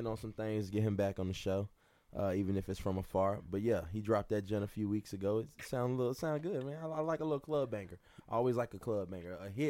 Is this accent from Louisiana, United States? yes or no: yes; Louisiana, United States; now in Nashville, United States; I'm from Louisiana, so this is my shit. This is my culture. This is me.